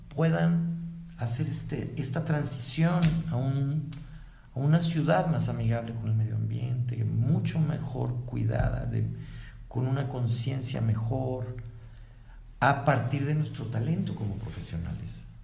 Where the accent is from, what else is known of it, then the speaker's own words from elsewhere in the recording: Guadalajara, Jalisco, Mexico; Los de Guadalajara no somos iguales los de la calzada para allá, de los de calzada para acá